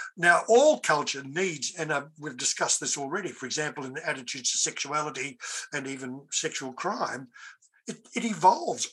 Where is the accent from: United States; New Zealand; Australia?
Australia; an Australian of European heritage